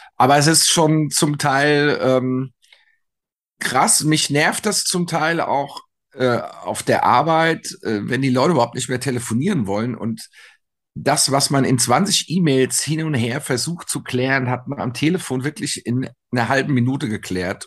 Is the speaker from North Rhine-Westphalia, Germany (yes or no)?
no; Frankfurt, Hesse, Germany; wir sagen ja hier in Frankfurt